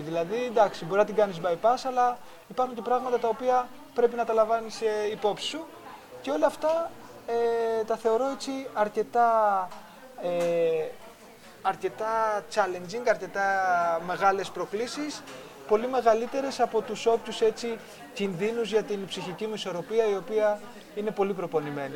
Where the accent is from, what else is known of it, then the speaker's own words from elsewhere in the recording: Greece; ως Έλληνες